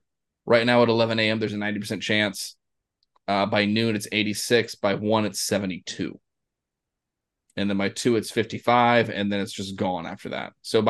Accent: Florida, United States; I'm from Florida.

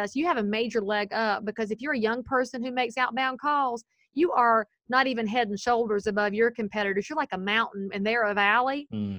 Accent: the South, United States; accent: Southern; But obviously I'm Southern. I can say lots of things with my accent that you people can't say.

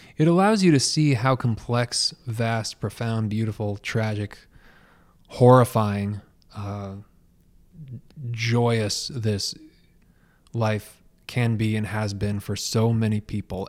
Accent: Portland, Oregon, United States; also born or lived in Los Angeles / St. Petersburg, Florida; now in Detroit, United States; I'm originally from the Pacific Northwest in the Portland, Oregon area

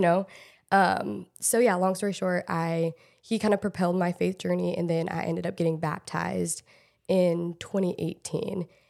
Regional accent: Portland, Oregon, United States; moved away as an adult; also born or lived in Los Angeles / Texas / Michigan; I grew up in Portland, like, Portland area, Oregon

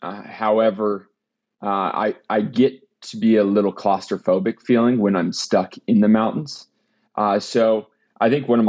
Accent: Great Falls, Montana, United States; You know, I grew up in Great Falls, Montana, the majority of my life.

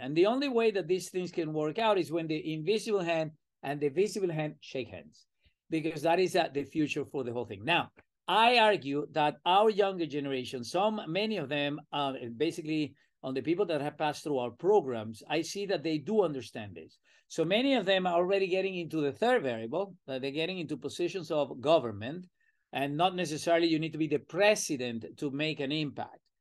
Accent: Venezuela; accent: Latin American; moved away as an adult; now in United States; I'm originally from Venezuela

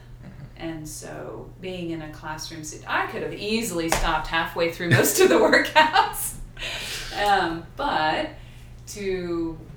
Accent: Houston, Texas, United States; moved away as an adult; I'm from Houston, and back then the high school I went to had Chinese

